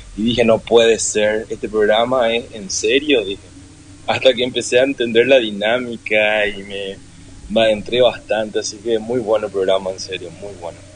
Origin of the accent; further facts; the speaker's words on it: Paraguay; Soy de Paraguay